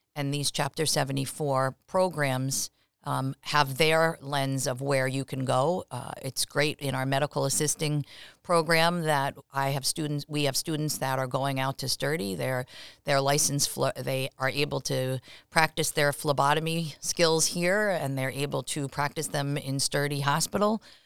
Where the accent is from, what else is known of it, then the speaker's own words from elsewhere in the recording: Long Island, New York, United States; moved away as an adult; also born or lived in Providence, Rhode Island / Massachusetts; I actually am a native New Yorker. I grew up on Long Island.